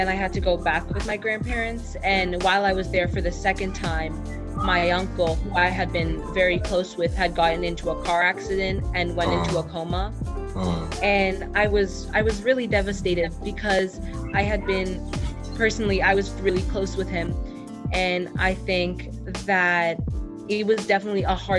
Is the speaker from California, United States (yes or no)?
no; Boston, Massachusetts, United States; I'm from Boston, Massachusetts